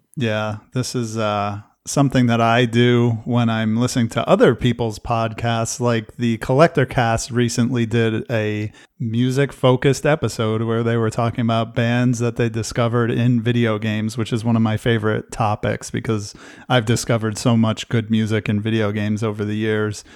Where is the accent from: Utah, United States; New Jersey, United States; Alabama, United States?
New Jersey, United States; I grew up in New Jersey